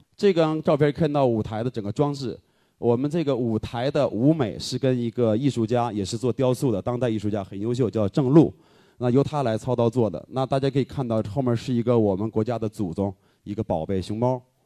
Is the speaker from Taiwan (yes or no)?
no; Northeast China, China; moved away as an adult; now in Beijing, China; 后来我用一句话形容我的故乡，我说可能故乡像一个女人，我就宋花江嘛